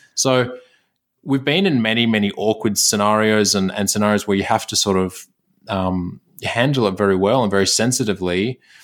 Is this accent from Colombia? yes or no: no; Sydney, New South Wales, Australia; I was born in Sydney